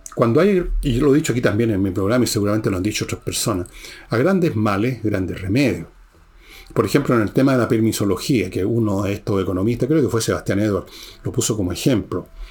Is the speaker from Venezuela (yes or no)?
no; Chile